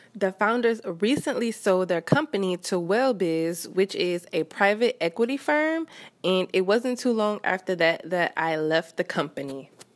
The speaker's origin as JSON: {"language": "English", "town": "Baton Rouge", "region": "Louisiana", "country": "United States", "tie": "born or raised there", "moved": "as an adult", "lives_now": "Houston, United States", "said": "my hometown of Baton Rouge"}